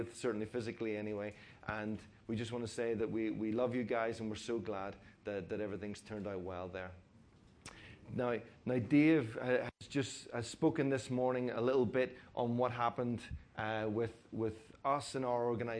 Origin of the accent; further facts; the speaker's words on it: Coleraine, Northern Ireland, United Kingdom; moved away; I'm actually from Coleraine, so well Castle Rock, but Coleraine.